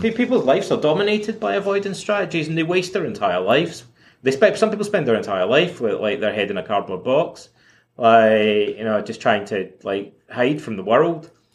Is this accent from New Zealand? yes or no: no; Scotland, United Kingdom; also born or lived in Toronto; now in Montreal, Canada; when I was a kid, uh, growing up in Scotland